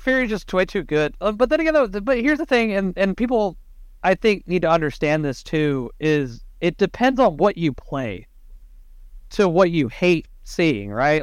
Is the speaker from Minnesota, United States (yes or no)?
no; Texas, United States; Brett and I are from down south, we're from Texas